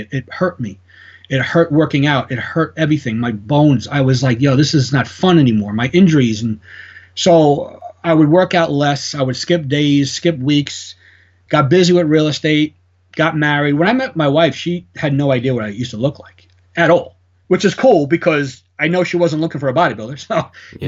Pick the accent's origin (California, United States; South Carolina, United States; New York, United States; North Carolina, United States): New York, United States; New York City; I'm Italian. I mean, it is what it is. I come from the Bronx